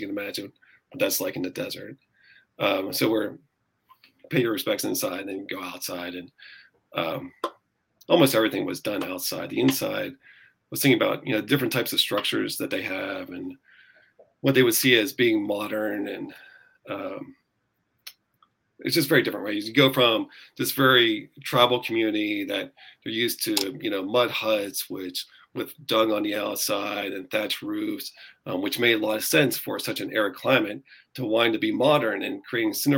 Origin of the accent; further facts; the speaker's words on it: Pennsylvania, United States; moved away as an adult; also born or lived in Namibia / Washington, D.C.; now in Sacramento, United States; going from this lush green Pennsylvania to an arid savanna was a big shock